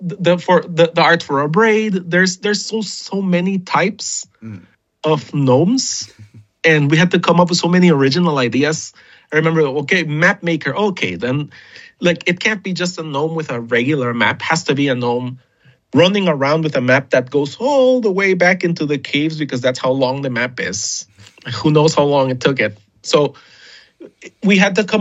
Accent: Guatemala; a sculpture I used to see all the time as a kid growing up in Guatemala

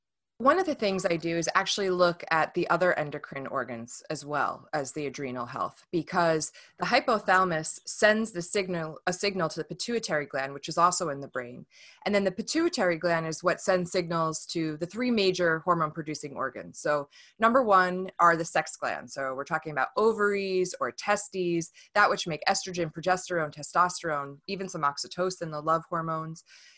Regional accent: New York, United States; now in Washington, United States; It's a good thing about being a New Yorker living in Washington, at least I can own it.

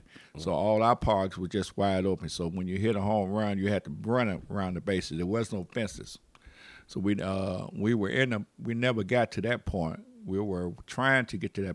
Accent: Chicago, Illinois, United States; we're from Chicago

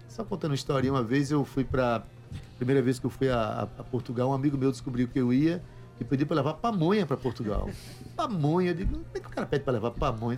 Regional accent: Itabaiana, Paraíba, Brazil; eu sou de Itabaiana, mas eu sou da terra, de Sivuca

